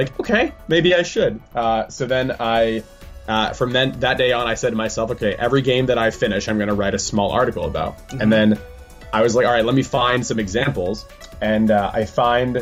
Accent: Englewood, New Jersey, United States; moved away as an adult; also born or lived in Japan; I was born in Englewood, New Jersey

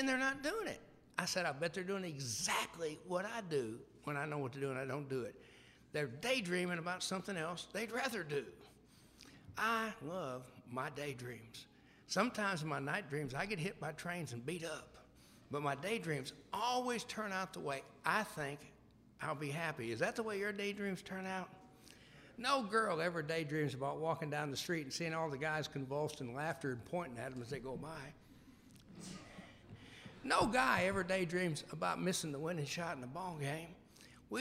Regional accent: Memphis, Tennessee, United States; I was growing up in Memphis, Tennessee

